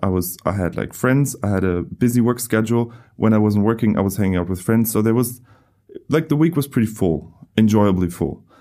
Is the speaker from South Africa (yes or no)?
no; Germany; moved away; I come from Germany.